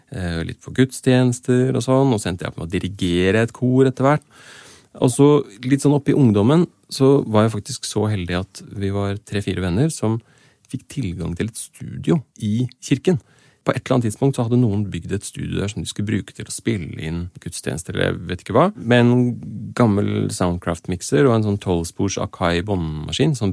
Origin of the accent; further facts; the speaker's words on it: Oslo, Norway; also born or lived in Asker / Kristiansand; Jeg vokste opp eh, i Asker, Kristiansand og Oslo. Eh, de fleste som kommer fra Oslo, har jo en eller annen sånn bydelstilhørighet, men det har ikke jeg helt på samme måten